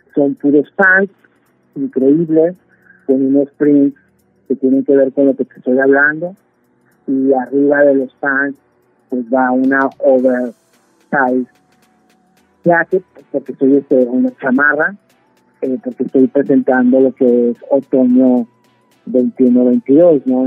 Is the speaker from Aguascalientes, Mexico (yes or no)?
no; Torreón, Coahuila, Mexico; moved away as an adult; also born or lived in Ciudad Juárez, Mexico; now in New York, United States; Hace 30 años que salí de Torreón